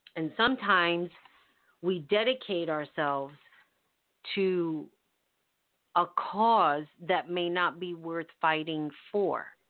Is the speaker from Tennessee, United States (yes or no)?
no; New York City, New York, United States; when I was growing up in the Bronx, we had everybody